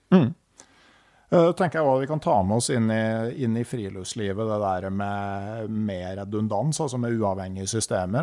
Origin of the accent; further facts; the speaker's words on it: Gausdal, Innlandet, Norway; Jeg vokste opp i Gausdal, hvor du lærer deg å svømme i elva